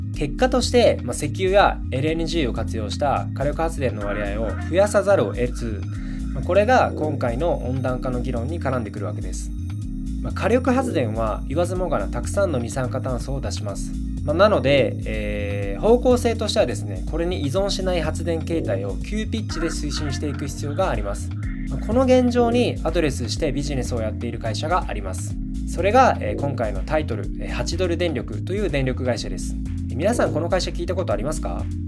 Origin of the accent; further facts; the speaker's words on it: Genkai, Saga, Japan; 僕はですね佐賀県の玄海町という人口が6,000人弱くらいの町の出身なんですが